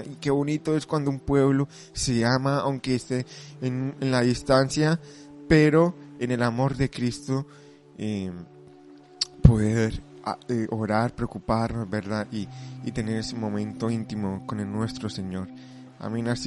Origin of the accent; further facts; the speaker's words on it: Colombia; now in Spain; aunque yo soy de Colombia, vivo muchos años aquí en España y bueno, también soy colombiano, pero también me siento español